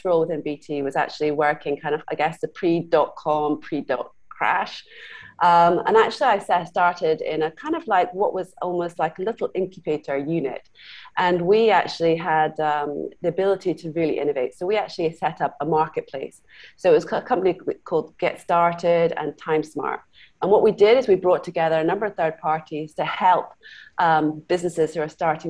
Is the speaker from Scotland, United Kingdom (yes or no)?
yes; Scotland, United Kingdom; moved away as an adult; also born or lived in Glasgow / London; now in Singapore; I was actually grew up in Scotland. I'm half Canadian, half Scottish